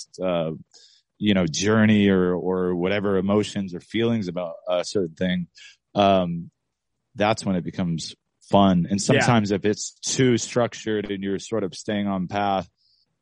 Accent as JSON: {"language": "English", "town": "Lancaster", "region": "California", "country": "United States", "tie": "born or raised there", "said": "I grew up in Lancaster"}